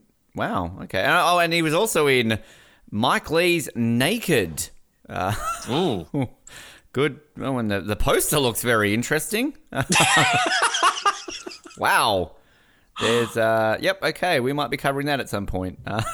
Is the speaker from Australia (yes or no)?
yes; Hobart, Tasmania, Australia; also born or lived in Invercargill / Brisbane; now in Victoria, Australia; I'm from Hobart. I lived in Invercargill. Now I live in Brisbane. There's I lived in Brisbane. Brisbane was a bit more multicultural. Now I live in Victoria.